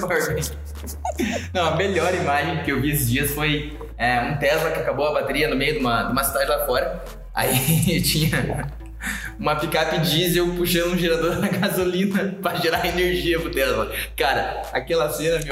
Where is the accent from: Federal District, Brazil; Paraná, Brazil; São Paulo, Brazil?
Paraná, Brazil; São José dos Pinhais; eu sou de São José dos Pinhais, não sou de Curitiba